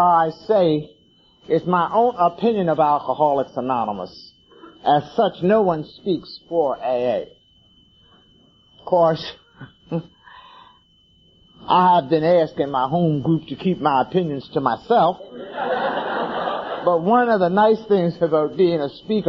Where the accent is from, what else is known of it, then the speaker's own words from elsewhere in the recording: Philadelphia, Pennsylvania, United States; now in Washington, United States; I am originally from Philadelphia, Pennsylvania.